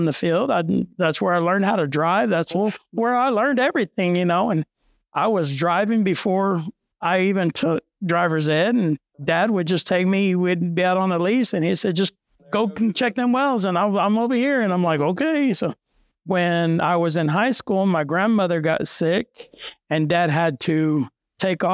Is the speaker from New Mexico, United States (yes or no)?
yes; Tatum, New Mexico, United States; now in Hobbs, United States; I grew up in Tatum, New Mexico, which is 42 miles north of Hobbs, small little town.